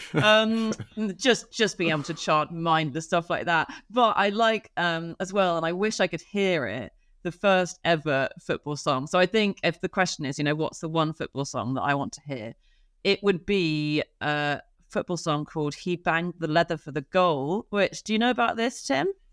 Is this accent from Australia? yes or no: no; Oxford, South East England, United Kingdom; I grew up in Oxford